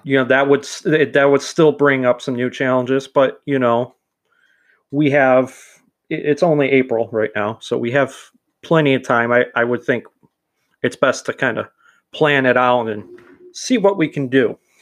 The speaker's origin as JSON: {"language": "English", "town": "Chicago", "region": "Illinois", "country": "United States", "tie": "born or raised there", "said": "I was born in Chicago"}